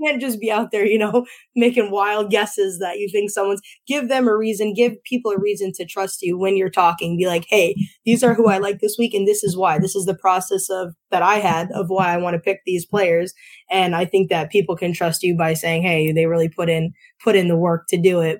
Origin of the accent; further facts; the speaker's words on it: Northeast Pennsylvania, United States; I'm from Northeast PA